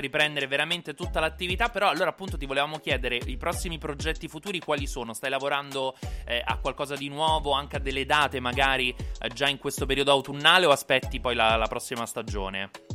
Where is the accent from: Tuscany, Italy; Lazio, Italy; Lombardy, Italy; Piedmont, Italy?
Lazio, Italy; Rome